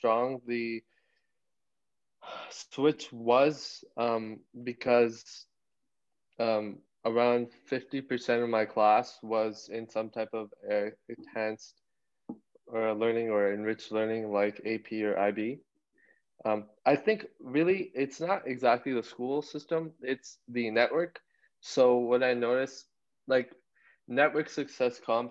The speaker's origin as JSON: {"language": "English", "town": "Brampton", "region": "Ontario", "country": "Canada", "tie": "born or raised there", "said": "growing up in Brampton, I went to Turner Fenton"}